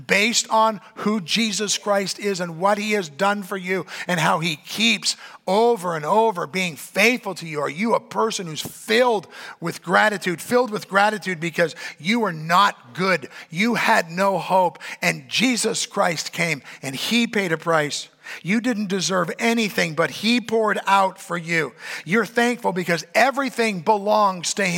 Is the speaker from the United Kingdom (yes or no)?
no; Canada; I'm a Canadian